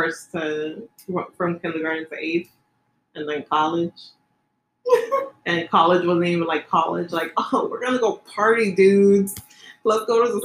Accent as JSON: {"language": "English", "town": "New York City", "region": "New York", "country": "United States", "tie": "born or raised there", "said": "I grew up here in the Bronx"}